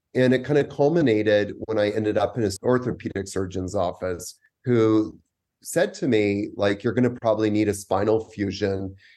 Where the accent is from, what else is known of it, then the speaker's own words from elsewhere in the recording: Vancouver, British Columbia, Canada; moved away as an adult; also born or lived in New York; now in Costa Rica; I'm actually from Vancouver, Canada